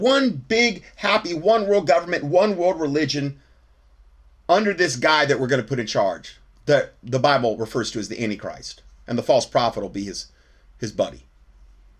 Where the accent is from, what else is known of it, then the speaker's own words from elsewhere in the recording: Fort Myers, Florida, United States; I'm from Fort Myers